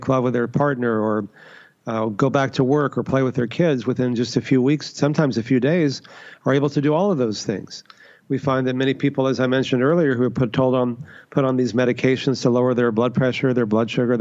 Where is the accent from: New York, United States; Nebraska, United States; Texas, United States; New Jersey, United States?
Texas, United States; I grew up in Texas, you know, the meat capital of the U.S.